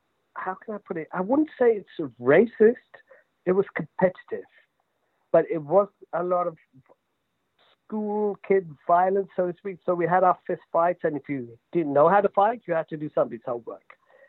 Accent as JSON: {"language": "English", "region": "London", "country": "United Kingdom", "tie": "born or raised there", "also_born_or_lived": "Mumbai, India", "said": "I was born in East London."}